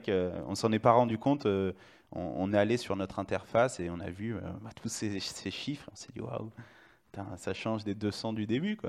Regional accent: Lyon, Auvergne-Rhône-Alpes, France; je suis de Lyon, mais j'ai fait euh, mon IUT à Saint-Etienne

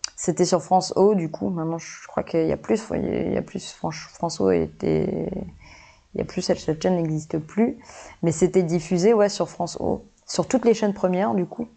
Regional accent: Nouméa, New Caledonia; je suis calédonienne déjà, donc je suis née à Nouméa

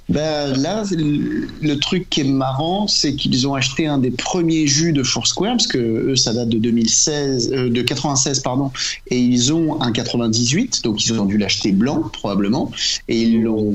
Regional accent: Normandy, France; en tant que Normand

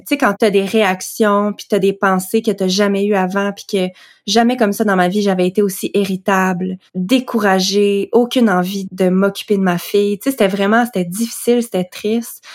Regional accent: Quebec, Canada; also born or lived in Western Canada; j'ai déménagé de l'Ouest canadien pour revenir au Québec

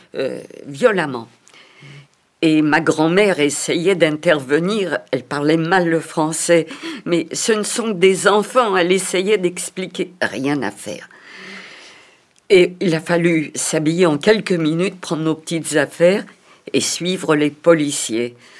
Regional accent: Paris, Île-de-France, France; je suis née à Paris en 1934

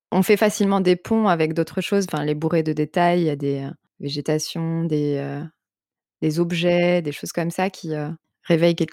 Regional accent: Boulogne-Billancourt, Île-de-France, France; also born or lived in Vendée; j'ai grandi à Paris

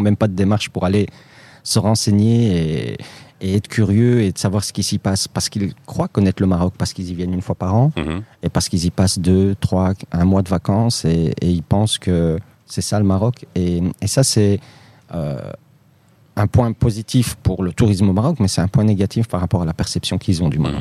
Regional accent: Molenbeek, Brussels-Capital Region, Belgium; Moi, je suis né en Belgique. Euh, j'ai grandi à Molenbeek, euh, j'ai jamais déménagé.

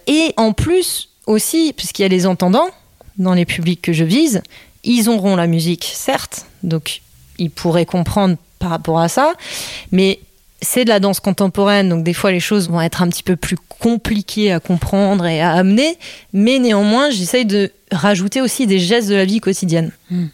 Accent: Belgium; also born or lived in Netherlands / Corsica / United States; now in France; j'étais pas venue en France, puisque je suis née en Belgique

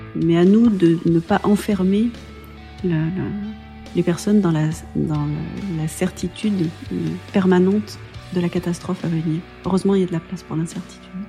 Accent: Pont-de-Chéruy, Auvergne-Rhône-Alpes, France; j'ai grandi euh, à Pont-de-Chéruy, donc dans une euh, petite ville ouvrière

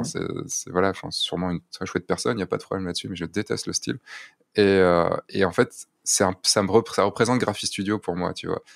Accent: France; en tant que Français

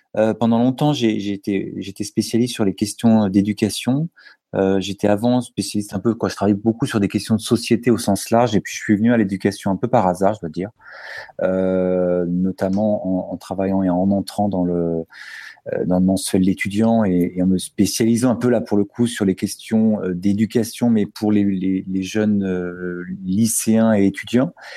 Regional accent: Paris, Île-de-France, France; je suis parisien, papa de deux enfants

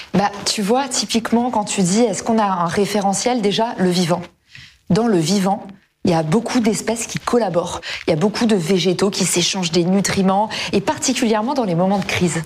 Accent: United States; now in France; aux États-Unis, là d'où je viens

